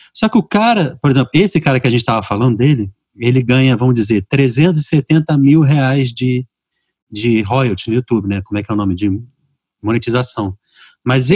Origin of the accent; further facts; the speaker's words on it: Rio de Janeiro, Brazil; moved away as an adult; now in Fortaleza, Brazil; eu nasci e fui criado no Rio